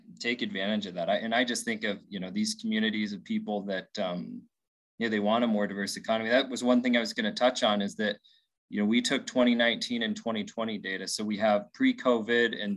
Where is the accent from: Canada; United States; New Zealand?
United States; Winnemucca, Nevada; I grew up in Winnemucca, right? A smaller town in Northern Nevada